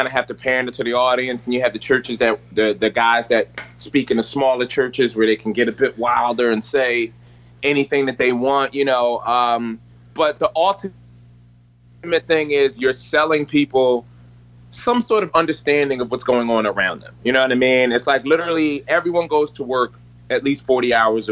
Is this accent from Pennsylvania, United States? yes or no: yes; Philadelphia, Pennsylvania, United States; I'm from Philadelphia